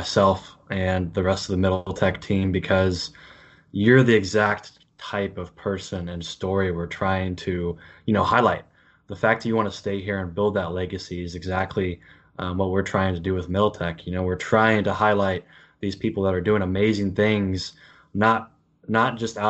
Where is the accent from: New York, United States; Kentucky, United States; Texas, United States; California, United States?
Kentucky, United States; also born or lived in Los Angeles, United States / Lexington, Kentucky; Growing up in Kentucky, a really small town in Kentucky